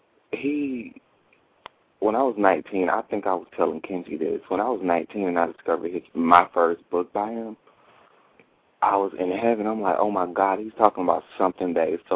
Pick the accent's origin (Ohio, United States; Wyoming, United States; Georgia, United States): Georgia, United States; Jesup; I'm from Jessup, Georgia